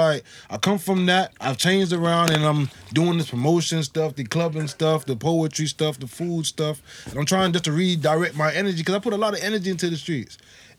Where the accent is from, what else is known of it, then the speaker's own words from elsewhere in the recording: Miami, Florida, United States; moved away as an adult; also born or lived in West Bromwich, England; now in Wolverhampton, United Kingdom; I was born in West Bromwich, taken from West Bromwich to Miami when I was 1 year old, and I came back here 6 years ago, but I don't know this place.